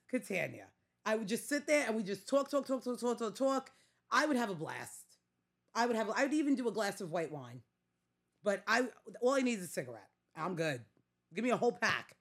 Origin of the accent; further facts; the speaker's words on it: New York City, New York, United States; accent: Staten Island; I'm very much Staten Island